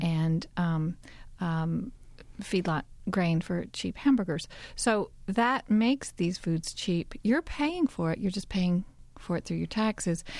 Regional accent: Kentucky, United States; also born or lived in Arizona / Southwestern Virginia; now in Virginia, United States; where I grew up in Kentucky

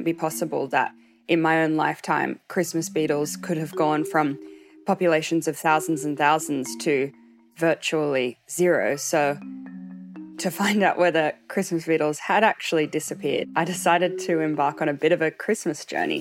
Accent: Sydney, New South Wales, Australia; I grew up on the East Coast of Australia in Sydney

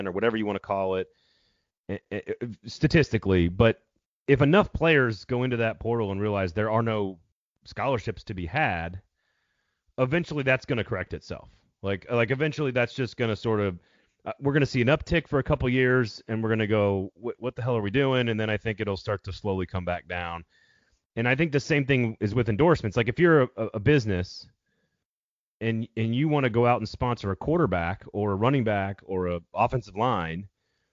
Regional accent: Midwest, United States; moved away; I grew up in the Midwest. I'm from the Midwest originally

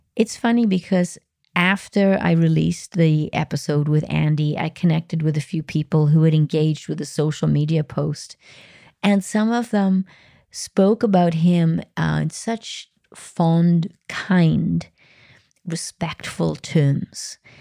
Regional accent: Wales, United Kingdom; Wales, my home country

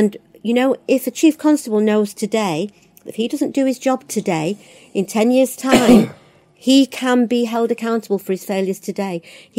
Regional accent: Littleborough, North West England, United Kingdom; born there; I don't even know Rochdale very well, even though, strangely enough, I was born there in Littleborough.

